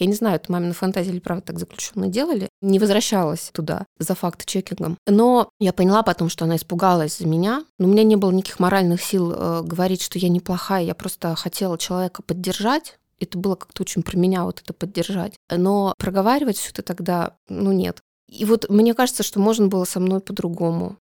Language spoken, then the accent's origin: Russian; Republic of Karelia, Russia; Я родом из Карелии.